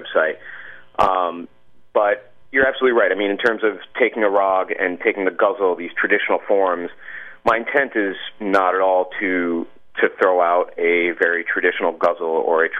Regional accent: United States; I was born in America and, you know, I'm an Indian American

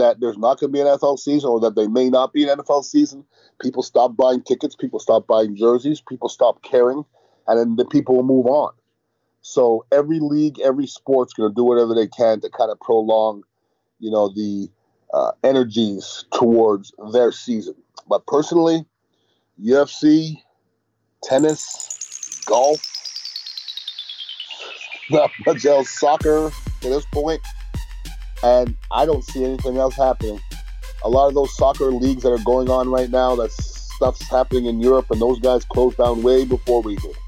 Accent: Montreal, Quebec, Canada; I'm from far from Mississippi. I'm from Montreal, Canada.

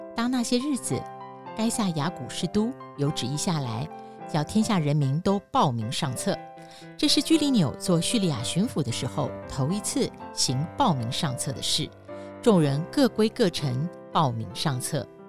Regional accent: Taiwan; 我们台湾人庆祝什么都是吃

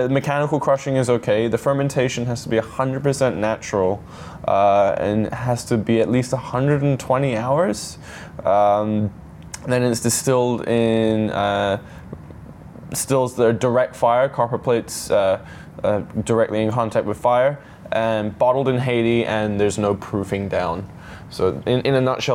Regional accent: Hong Kong; now in Singapore; I was living in Hong Kong. That's where I was born. I was born in Hong Kong. I grew up there

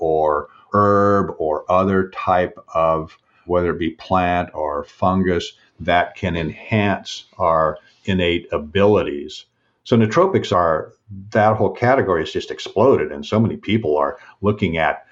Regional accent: Seattle, Washington, United States; I was born and raised in Washington State, grew up in Seattle

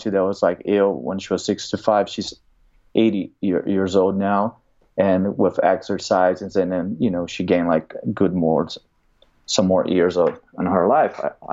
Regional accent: Brazil; now in United States; I grew up in Brazil. I'm an immigrant in America

